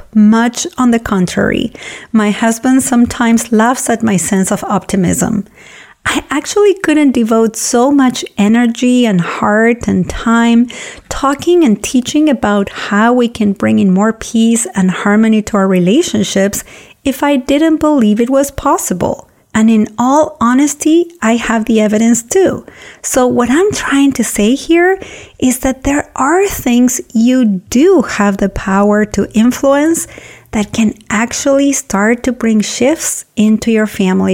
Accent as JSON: {"language": "English", "country": "Argentina", "tie": "born or raised there", "moved": "yes", "lives_now": "United States", "said": "my hometown in Argentina where she lives"}